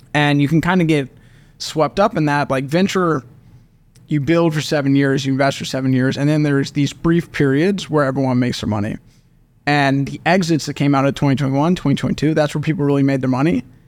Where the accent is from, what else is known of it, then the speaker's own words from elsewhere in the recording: Oklahoma City, Oklahoma, United States; born and raised in Oklahoma City